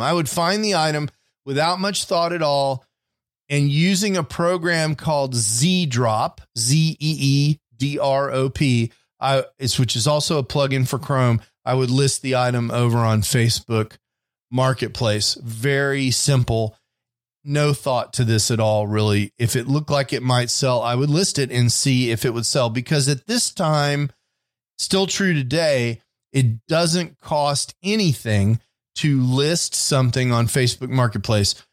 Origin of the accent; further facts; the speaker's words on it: Houston, Texas, United States; now in Dallas, United States; When I was a kid, I grew up in Houston, Texas